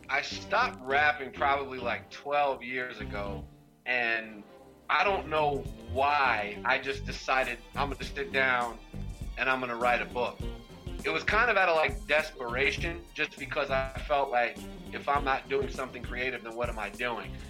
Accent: Durham, North Carolina, United States; moved away as an adult; also born or lived in New York; born and raised in Durham.

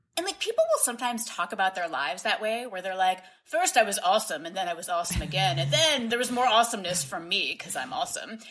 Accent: Boston, Massachusetts, United States; now in Washington, D.C., United States; I grew up in Boston

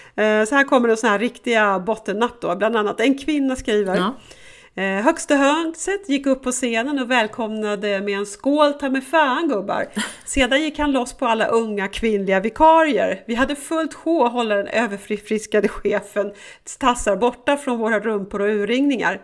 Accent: Sweden; Som blond svensk

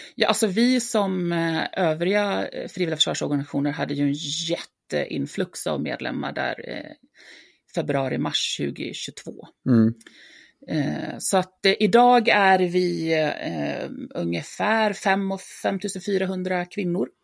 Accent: Dalarna County, Sweden; jag är uppväxt i, i Dalarna

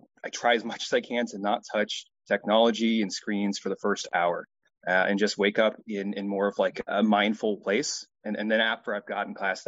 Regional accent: Pacific Northwest, United States; So I'm from the United States, and I grew up in the Pacific Northwest

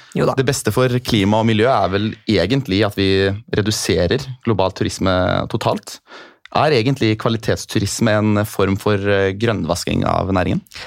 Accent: Sarpsborg, Østfold, Norway; min hjemby Sarpsborg

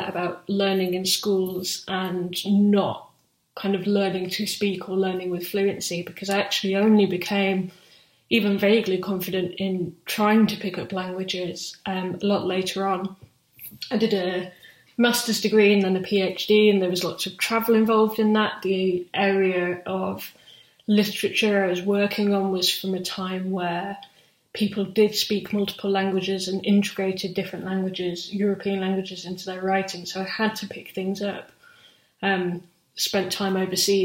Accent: England, United Kingdom; first language English; now in London, United Kingdom; if you've grown up as an English speaker in England, as I did

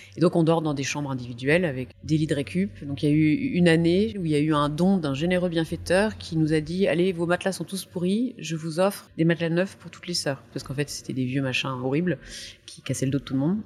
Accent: Soissons, Hauts-de-France, France; moved away; also born or lived in Tours; je suis née dans, l'Aisne, à Soissons, dans une famille euh, chrétienne

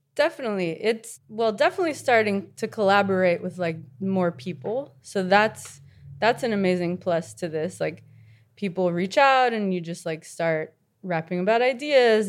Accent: Miami, Florida, United States; I grew up in Miami

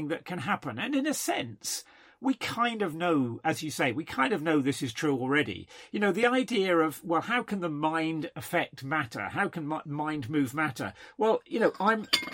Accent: United Kingdom; being British

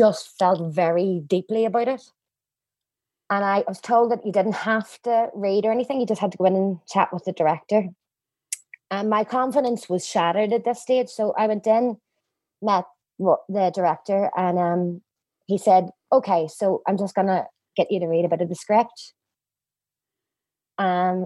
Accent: Northern Ireland, United Kingdom; also born or lived in London; I was so excited to come home, but I couldn't get a job here in Northern Ireland

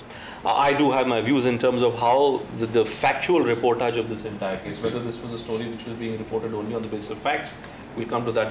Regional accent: Varanasi, Uttar Pradesh, India; moved away; I come from the Prime Minister's constituency, which is Varanasi. So I have Banarasi Babu.

